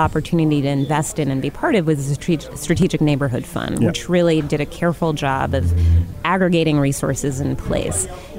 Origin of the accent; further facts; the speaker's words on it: New York, United States; moved away as an adult; now in Detroit, United States; I'm from New York originally. My husband came here for a position.